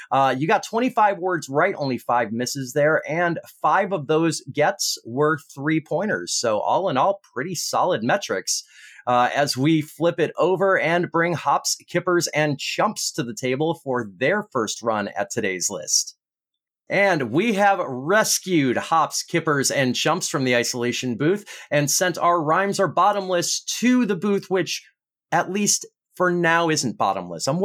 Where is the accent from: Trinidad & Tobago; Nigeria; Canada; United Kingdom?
United Kingdom; I will remind you I'm British.